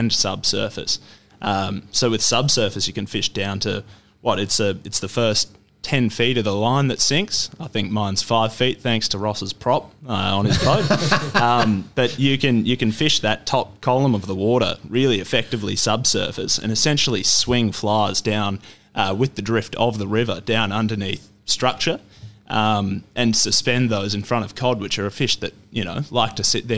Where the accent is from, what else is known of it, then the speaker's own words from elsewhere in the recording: Deniliquin, New South Wales, Australia; up in Deniliquin around my hometown